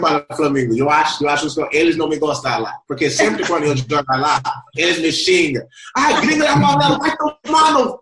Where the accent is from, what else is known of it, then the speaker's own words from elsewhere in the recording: Lima, Peru; Portuguese is a second language; also born or lived in Compton, California, United States; now in Brazil; Eu nasceu em Compton fui direto, depois de dois anos, para o Peru